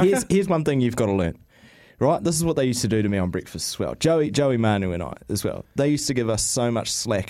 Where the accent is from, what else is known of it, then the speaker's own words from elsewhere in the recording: Auckland, New Zealand; they knew straight away that I was from Auckland.